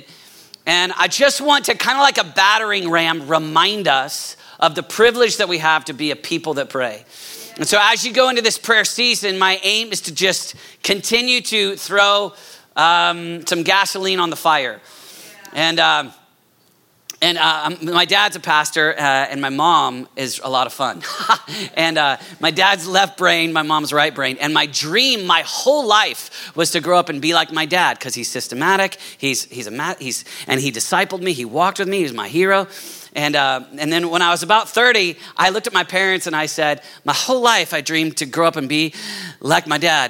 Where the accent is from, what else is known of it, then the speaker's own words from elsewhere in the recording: Oklahoma City, Oklahoma, United States; moved away as an adult; I'm actually from Oklahoma City